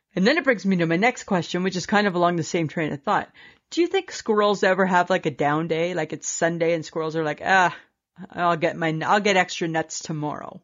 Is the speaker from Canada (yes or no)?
yes; Canada; we're Canadian.